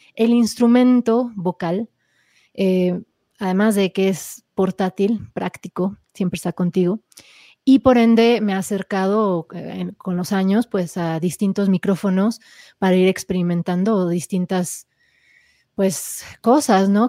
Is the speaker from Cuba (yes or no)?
no; Mexico City, Mexico; also born or lived in California, United States; nací en, California, en Estados Unidos, pero crecí en la Ciudad de México.